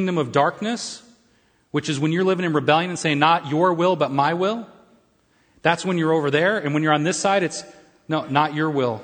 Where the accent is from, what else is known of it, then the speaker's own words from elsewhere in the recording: United States; I'm an American and I'm very patriotic